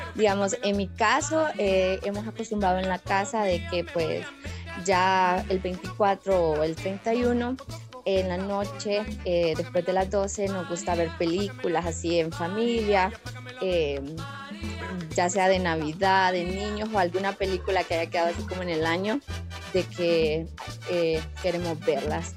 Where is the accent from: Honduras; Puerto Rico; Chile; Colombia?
Honduras; desde Honduras